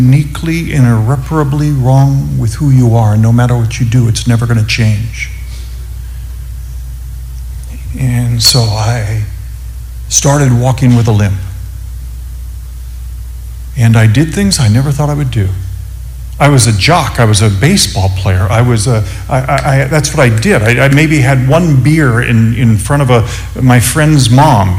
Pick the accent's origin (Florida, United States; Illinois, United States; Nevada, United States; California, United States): California, United States; Upland; now in Phoenix, United States; I grew up in Southern California, Upland, California.